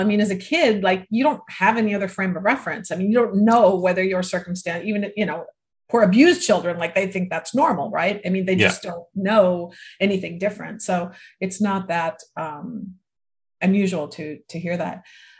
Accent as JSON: {"language": "English", "region": "Minnesota", "country": "United States", "tie": "born or raised there", "said": "I grew up in Minnesota."}